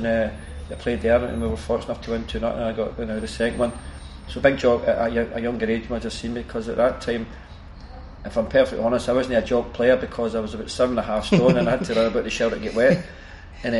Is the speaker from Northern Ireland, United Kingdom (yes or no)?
no; Glasgow, Scotland, United Kingdom; I come from Plantation, it was a hard upbringing, but it was an enjoyable upbringing